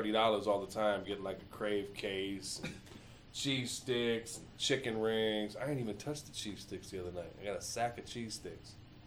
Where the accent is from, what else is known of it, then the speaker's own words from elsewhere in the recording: Southfield, Michigan, United States; moved away; I grew up in Southfield